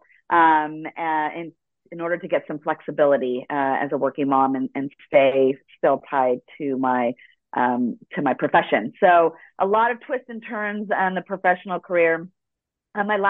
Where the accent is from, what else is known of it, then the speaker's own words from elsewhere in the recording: Los Angeles, California, United States; first language Spanish; English is a second language; I was born in Los Angeles, and Spanish was my first language